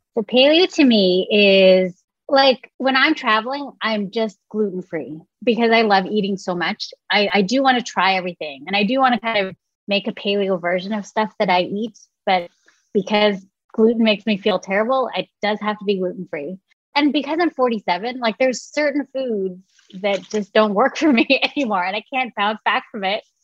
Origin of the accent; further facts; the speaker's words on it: San Francisco Bay Area, California, United States; growing up in the San Francisco Bay Area